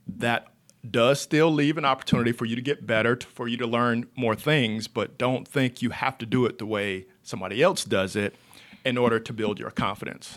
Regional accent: Monroe, North Carolina, United States; from Monroe, North Carolina, which is about thirty minutes outside of Charlotte. I grew up on a farm

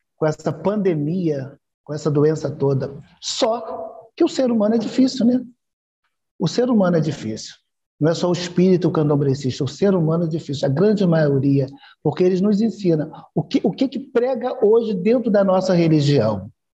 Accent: Rio de Janeiro, Brazil; eu sou do Rio, do Rio de Janeiro

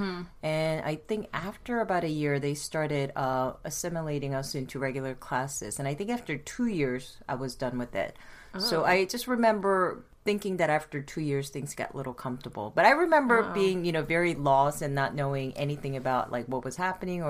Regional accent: Baltimore, Maryland, United States; and we grew up in Baltimore, and Baltimore, Maryland, and it was okay. First couple of years were really tough, but that's just, I think, normal for any immigrant family trying to adjust to a new world.

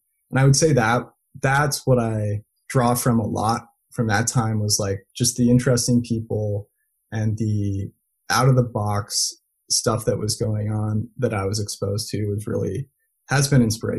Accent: Belgium; Like I grew up speaking multiple languages. And growing up in Belgium was fantastic.

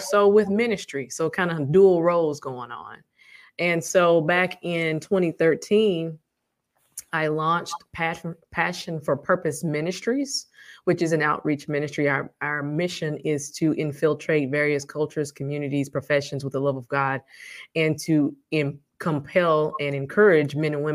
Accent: Arkansas, United States; moved away as an adult; also born or lived in Chicago; I am from Arkansas, which is where I am now.

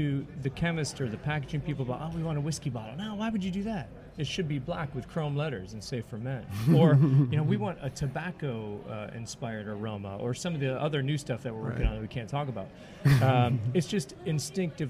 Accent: Detroit, Michigan, United States; I'm from Detroit, where they do Running with the Bullets

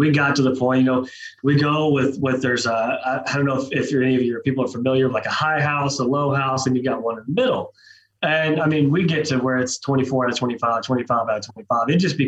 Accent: Oklahoma, United States; So I'm from South Oklahoma, Eastern Oklahoma, just west of there.

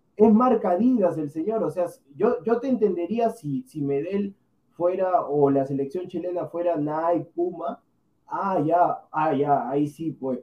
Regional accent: Peru; yo soy peruano

